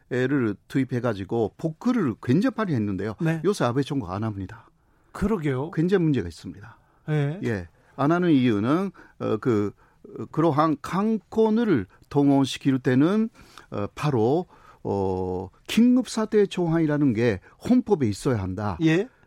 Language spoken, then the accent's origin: Korean; south of Tokyo, Japan; Korean is a second language; 저는 저는 도쿄 조금 남쪽이죠.